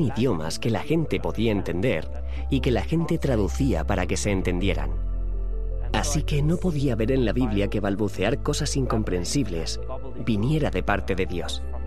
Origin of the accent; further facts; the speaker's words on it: Nelspruit, Mpumalanga, South Africa; nací en Sudáfrica en la ciudad de Nelspruit, cerca del Parque Nacional Kruger